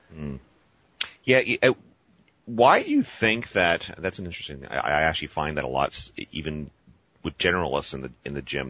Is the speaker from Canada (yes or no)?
yes; Canada; I'm a kid from Canada too